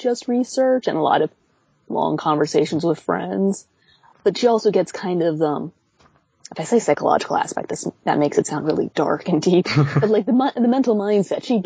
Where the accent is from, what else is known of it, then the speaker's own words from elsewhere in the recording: United States; as an American cosplayer